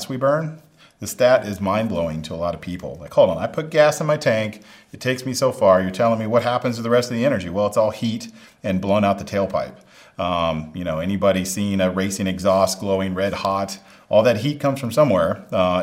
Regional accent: Smoky Mountains of Tennessee, United States; I grew up in the Smoky Mountains of Tennessee, so I grew up in nature

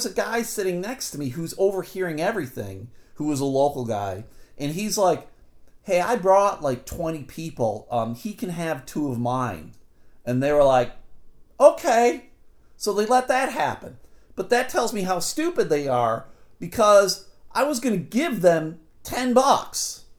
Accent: Michigan, United States; I just want to remind you, I'm the guy from Michigan. You know, I don't have any people.

